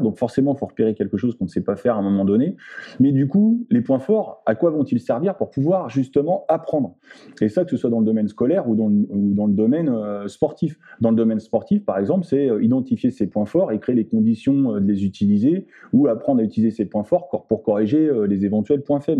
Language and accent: French; France; nous en tant que Français ou nous en tant qu'Européens